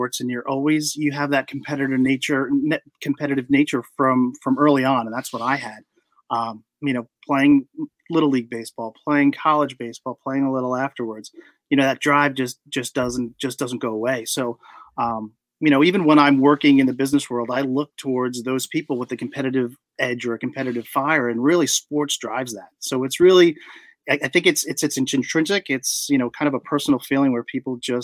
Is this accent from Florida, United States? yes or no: no; Long Island, New York, United States; also born or lived in Baltimore; I grew up on Long Island